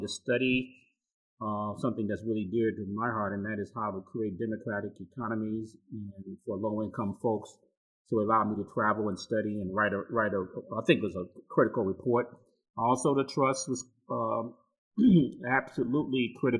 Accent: Chicago, Illinois, United States; born and raised in Chicago, born in North Lawndale

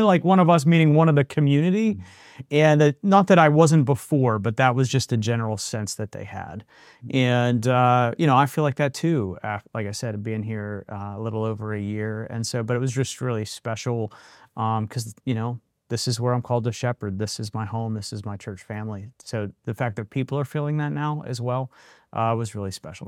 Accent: Western Pennsylvania, United States; moved away; I grew up in Western Pennsylvania, you know, steel mill, coal miner

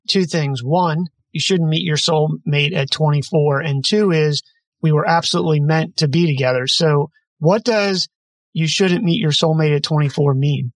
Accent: Maryland, United States; moved away as an adult; also born or lived in Chestertown, Maryland; now in West Coast, United States; I'm from the East Coast, but I find it interesting that the difference, and I'm on the West Coast now and been here for about a decade, but Maryland kid

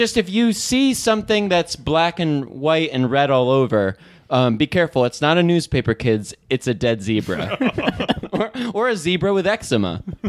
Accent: Old Forge, New York, United States; growing up in Old Forge

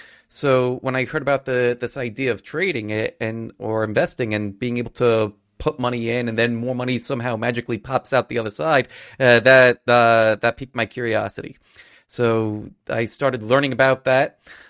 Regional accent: Astoria, New York, United States; I grew up in Astoria, Queens. I'm not sure if everybody doesn't know where that is. It's part of New York City. Queens is one of the boroughs in New York City.

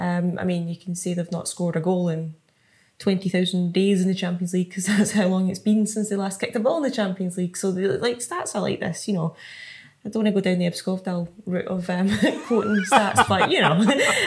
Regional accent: Scotland, United Kingdom; now in London, United Kingdom; But as a Scottish football fan, obviously don't want that to happen.

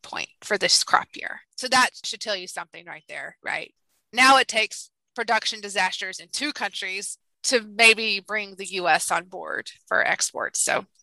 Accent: Alabama, United States; also born or lived in Indiana / Texas; I'm from Alabama, and I'm actually coming to you from Alabama right now

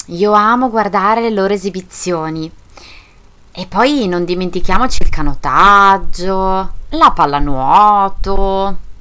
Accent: Italy

